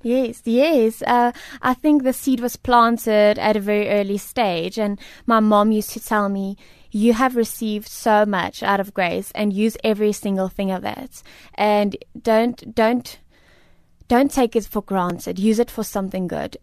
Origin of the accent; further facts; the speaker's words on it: South Africa; I am a South African and a proudly South African lady and woman.